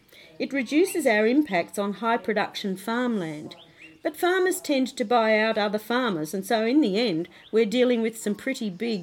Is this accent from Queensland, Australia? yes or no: yes; Queensland, Australia; I'm from Queensland. I graduated from University of Queensland in economics and law in the 1990s.